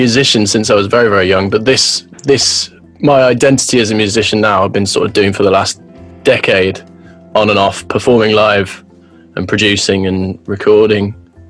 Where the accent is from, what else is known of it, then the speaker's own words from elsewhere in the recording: Birmingham, West Midlands, United Kingdom; So I'm from Birmingham.